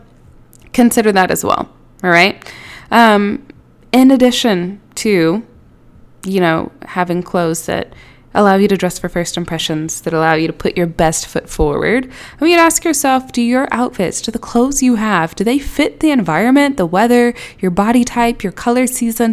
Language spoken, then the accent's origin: English; Houston, Texas, United States; now in Atlanta, United States; I am originally from Houston. I live in Atlanta now.